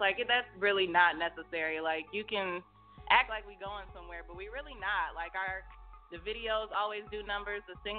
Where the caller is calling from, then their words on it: Detroit, Michigan, United States; I'm calling from Detroit, Michigan, 313 in the building.